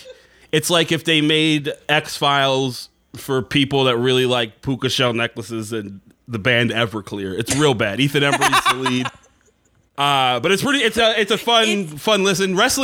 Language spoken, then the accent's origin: English; Kingston, New York, United States; also born or lived in New Paltz; I went to Kingston High School.